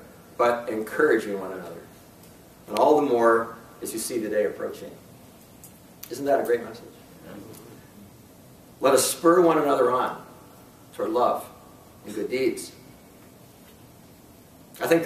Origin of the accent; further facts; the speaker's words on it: North East, Pennsylvania, United States; I grew up in Northeast Pennsylvania, which is not in Northeast Pennsylvania. Okay, Northeast Pennsylvania is a small farm town in Northwest Pennsylvania, and it's close to Erie.